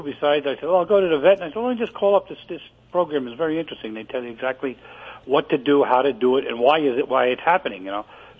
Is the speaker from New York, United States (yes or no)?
yes; New York City, New York, United States; moved away as an adult; also born or lived in Brooklyn / Staten Island / New Jersey; now in Weeki Wachee, Florida, United States; I was born in Greenwich Village.